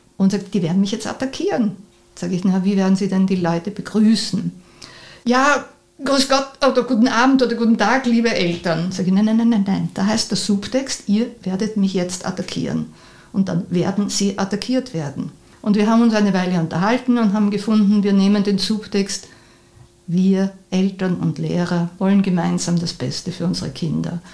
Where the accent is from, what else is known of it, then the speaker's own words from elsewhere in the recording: Vienna, Austria; Ich bin in Mauer aufgewachsen und das war prachtvoll, weil der Wienerwald ist in der Nähe